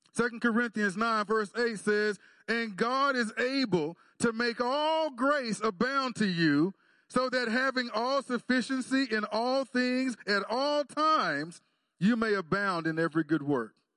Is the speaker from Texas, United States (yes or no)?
yes; Texas, United States; I'm from Texas